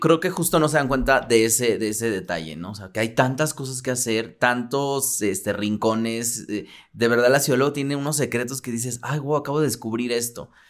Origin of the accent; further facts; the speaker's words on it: Mexico City, Mexico; nací en un barrio muy al, del sur de la ciudad y yo era muy feliz con mis abuelos y todo